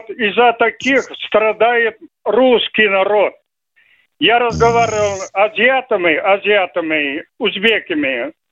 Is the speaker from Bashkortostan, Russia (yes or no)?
yes; Bashkortostan, Russia; У нас, например, я башкир, башкир. Если вы к нам придете, мы вас пока не покормим, не отпустим.